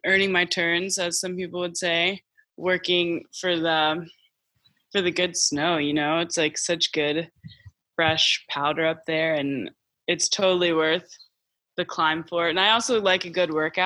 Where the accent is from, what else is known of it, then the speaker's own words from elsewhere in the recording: Maryland, United States; I grew up in Maryland